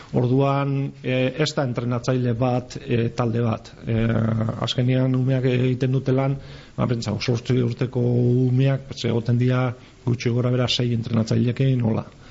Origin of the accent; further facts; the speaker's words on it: Gipuzkoa, Basque Country, Spain; moved away; also born or lived in Biscay; ni izatez Gipuzkoarra naiz